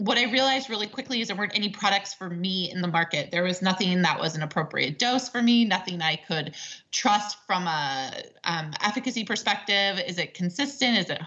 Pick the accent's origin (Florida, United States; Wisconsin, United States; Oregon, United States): Wisconsin, United States; now in California, United States; I grew up in the Midwest